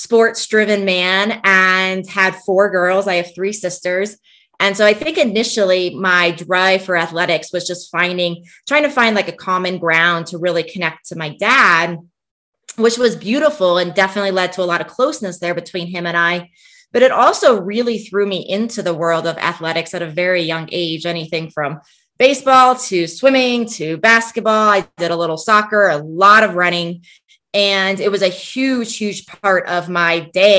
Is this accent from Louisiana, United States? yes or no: no; Washington, District of Columbia, United States; moved away as an adult; also born or lived in Portland, Oregon / Colorado; I grew up in the DC area. So I grew up on the East Coast